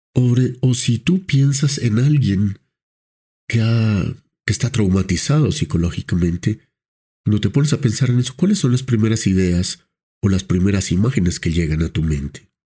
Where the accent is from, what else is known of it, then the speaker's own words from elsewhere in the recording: Colombia; como colombianos, lo cual nos compromete también como profesionales de salud mental colombianos